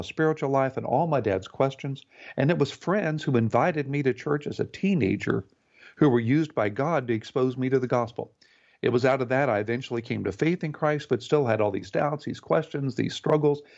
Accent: Houston, Texas, United States; I grew up in Houston, Texas, in a wonderful home

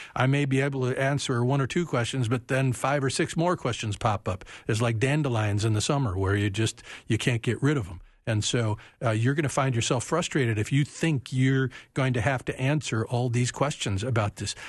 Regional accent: United States; we as American Christians

